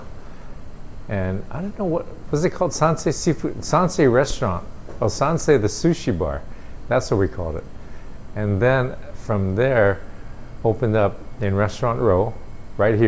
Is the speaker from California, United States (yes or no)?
no; Aiea, Hawaii, United States; I grew up in Aiea, on the island of Oahu.